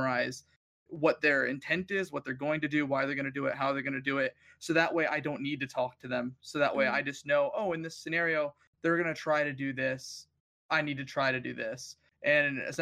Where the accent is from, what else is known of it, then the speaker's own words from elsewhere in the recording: United States; we're so self-absorbed as a country in America